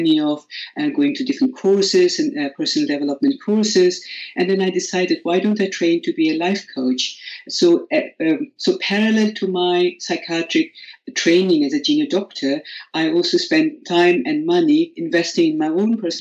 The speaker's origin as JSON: {"language": "English", "country": "India", "second_language": "English", "moved": "as an adult", "lives_now": "United Kingdom", "said": "I am originally from India, and I graduated from medical school in 1997."}